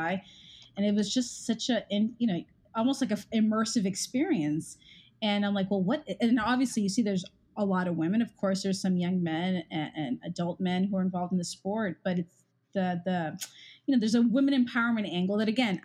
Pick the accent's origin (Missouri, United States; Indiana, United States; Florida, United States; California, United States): Florida, United States; Miami; moved away as an adult; also born or lived in Washington, D.C.; I am from Miami, Florida